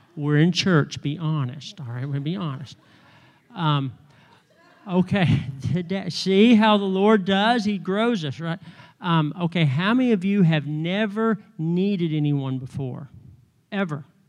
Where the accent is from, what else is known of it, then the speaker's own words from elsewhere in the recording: North Carolina, United States; moved away as an adult; I've been here thirty years and I'm still from North Carolina